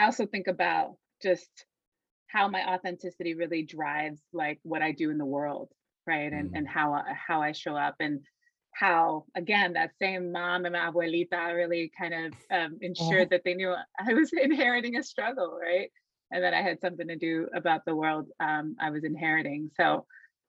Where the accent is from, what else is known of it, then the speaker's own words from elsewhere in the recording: Puerto Rico; being from Puerto Rico, right? I was very aware of the colonial subjectivity of my island, right? I was very aware from that upbringing